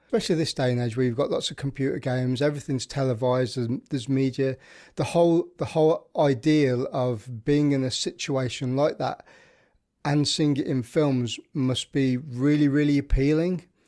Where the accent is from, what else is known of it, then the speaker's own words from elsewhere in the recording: Birmingham, West Midlands, United Kingdom; I'm from the Midlands, which is, um, central of England in Birmingham